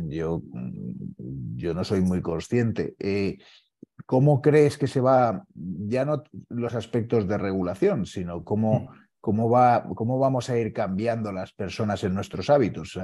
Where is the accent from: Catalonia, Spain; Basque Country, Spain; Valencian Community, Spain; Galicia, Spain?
Valencian Community, Spain; Valencia; now in Madrid, Spain; mi pueblo, ¿eh? de, Valencia